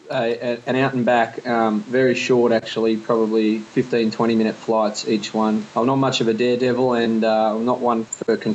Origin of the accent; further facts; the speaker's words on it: Australia; We, we, we come from Australia, we live in Australia, and we're very proud to do so